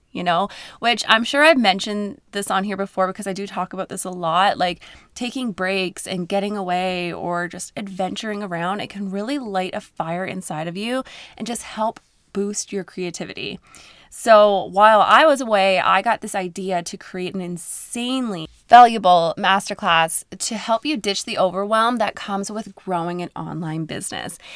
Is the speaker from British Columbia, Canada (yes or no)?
no; Newfoundland and Labrador, Canada; now in Alberta, Canada; I'm from Newfoundland, Canada, and I live in Alberta